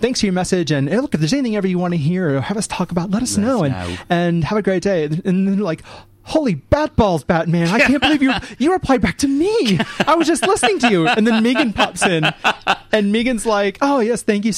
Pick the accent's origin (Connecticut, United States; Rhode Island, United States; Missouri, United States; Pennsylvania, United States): Missouri, United States; St. Louis; now in Melbourne, Australia; growing up in the Midwest in St. Louis